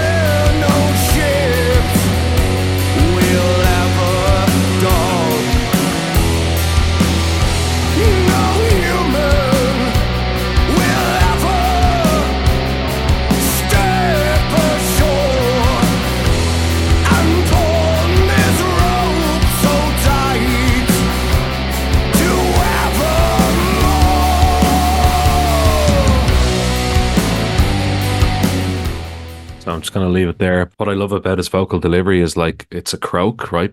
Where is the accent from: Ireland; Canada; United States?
Ireland; I'm from Ireland